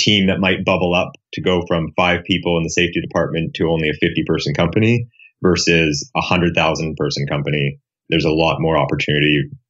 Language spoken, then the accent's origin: English; Canada; also born or lived in Perth / Silicon Valley; now in Houston, United States; I'm a Canadian, it's a long story. And then moved to the Silicon Valley about 6 years ago.